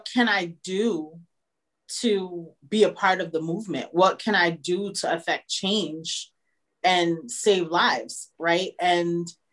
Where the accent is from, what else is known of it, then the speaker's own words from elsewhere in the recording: New York, United States; we're from New York